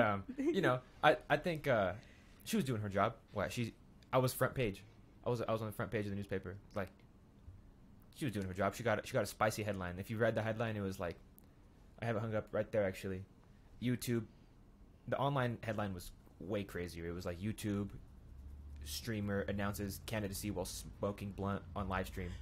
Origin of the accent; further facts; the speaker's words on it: Pueblo, Colorado, United States; growing up here